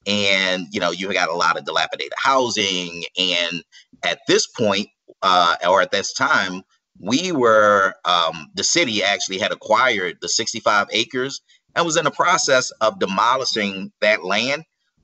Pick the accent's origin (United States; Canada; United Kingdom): United States; Baltimore, Maryland; I grew up in the Park Heights community, probably a few short blocks from where Pimlico is actually located.